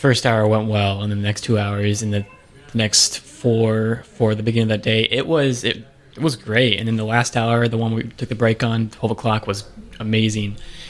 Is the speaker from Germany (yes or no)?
no; Florida, United States; now in Georgia, United States; And I'm originally from Florida, so it's nice to be up here, and especially the weather. Right, we have seasons up here in Georgia